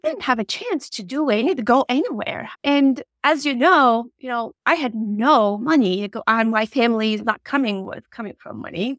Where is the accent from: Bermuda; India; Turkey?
Turkey; English is a second language; moved away as an adult; I am originally from Turkey